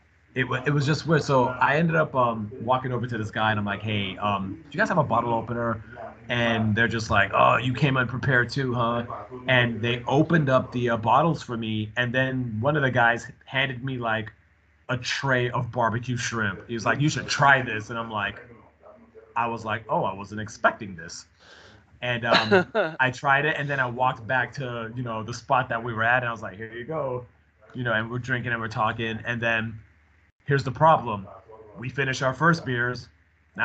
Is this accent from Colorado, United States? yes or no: no; New York, United States; I was from New York